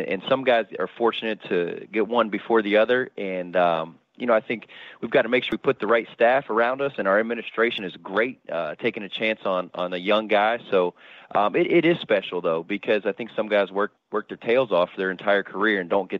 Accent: Central Florida, United States; in my hometown at an institution I watched growing up

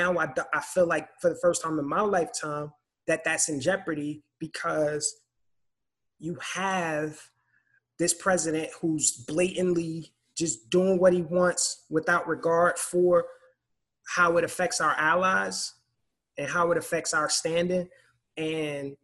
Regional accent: United States; as an American citizen

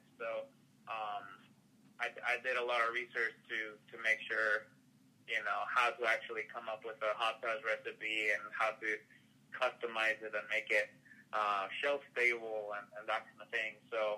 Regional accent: Madrid, Community of Madrid, Spain; now in United States; No, actually, I'm originally from Madrid, Spain. So I'm coming all the way across the big pond, so to speak.

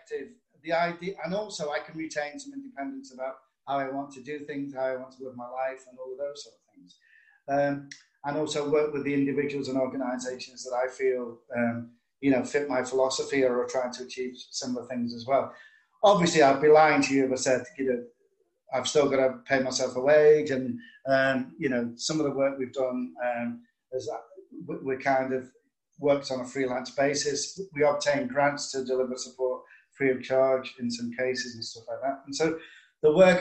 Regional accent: Liverpool, North West England, United Kingdom; now in St Helens, United Kingdom; I'm originally from Liverpool, but I now live in St. Helens, Merseyside, but it's just up the road from Liverpool, so not far.

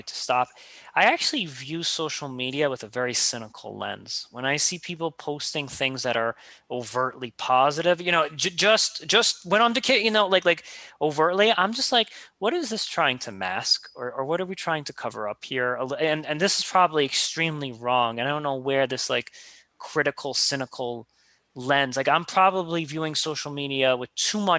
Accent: New York, United States; that cynicism as a New Yorker just lives with inside me

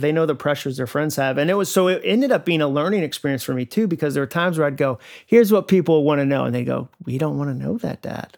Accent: Massachusetts, United States; moved away as an adult; now in Franklin, Tennessee, United States; I grew up in Massachusetts. My family moved up there when I was six, so my formative years were in New England.

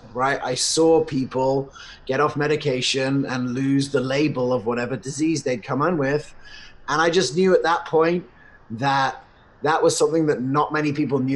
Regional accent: United States; I was born in America, and I was definitely the weird kid at school that did natural medicine.

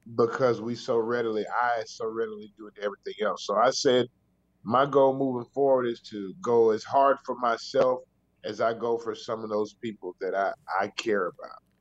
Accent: the South, United States; it's rough growing up in the South

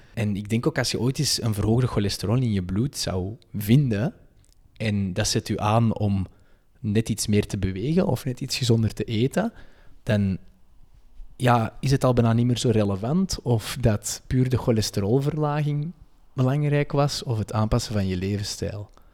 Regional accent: Antwerp, Flanders, Belgium; accent: Antwerps; wij gezegend zijn met een prachtig Antwerps accent.

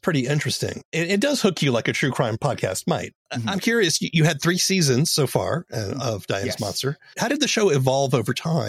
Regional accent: the South, United States; I grew up in the South.

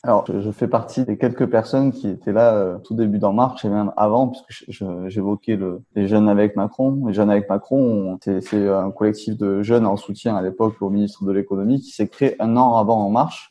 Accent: Toulouse, Occitania, France; je suis élu à Toulouse et je viens de Toulouse

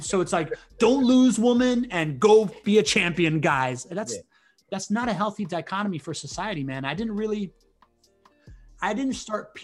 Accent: Miami, Florida, United States; also born or lived in Spain; I grew up in Miami

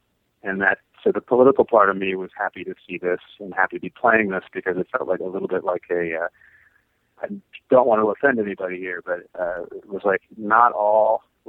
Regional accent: Columbus, United States; I'm from Columbus.

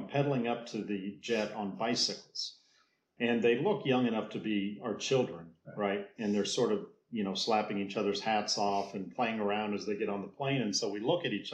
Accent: United States; as an American

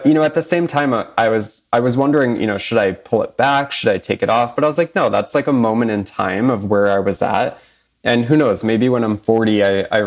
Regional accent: Boston, Massachusetts, United States; I'm a New England boy at heart

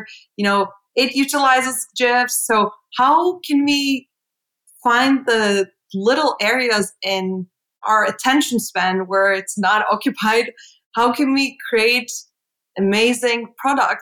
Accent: Istanbul, Turkey; English is a second language; moved away as an adult; now in New York, United States; I'm from Istanbul, Turkey. I have spent all my life up until moving to go to NYU, to New York. So I was there all my life

